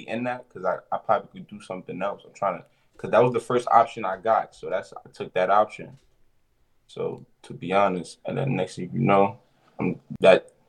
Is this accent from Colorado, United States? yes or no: no; New York City, New York, United States; I'm from the Bronx uptown